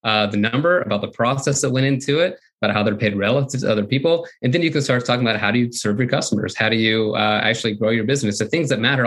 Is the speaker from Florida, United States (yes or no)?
yes; Florida, United States; I grew up in Florida